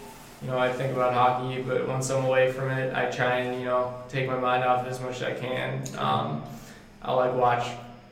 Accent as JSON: {"language": "English", "region": "Massachusetts", "country": "United States", "said": "I'm from Massachusetts"}